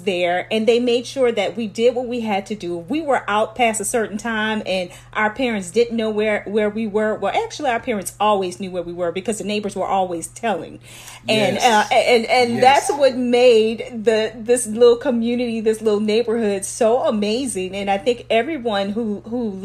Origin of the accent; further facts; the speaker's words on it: Lafayette, Louisiana, United States; I am originally from Lafayette, Louisiana, and those of you guys who are listening, you will know this neighborhood is Wine Alley, so that is where I'm from